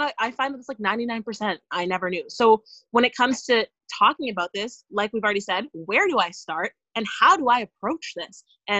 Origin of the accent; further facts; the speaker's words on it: Nova Scotia, Canada; He's Black, and we're from Nova Scotia.